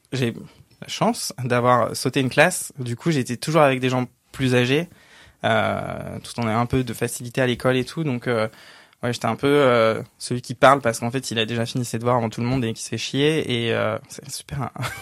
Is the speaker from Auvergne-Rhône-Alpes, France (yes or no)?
no; a village north of Cergy, Paris region, Île-de-France, France; J'ai grandi dans un petit village, vraiment un tout petit village de 800 habitants, un peu au nord de Cergy, région parisienne